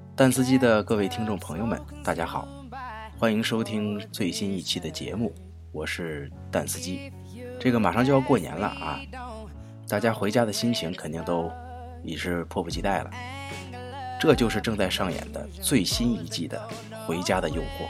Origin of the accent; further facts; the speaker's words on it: China; 我们中国人